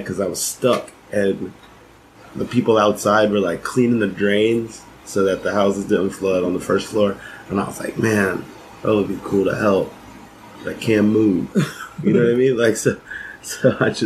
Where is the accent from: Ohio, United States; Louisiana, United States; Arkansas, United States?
Ohio, United States; moved away; I grew up in Ohio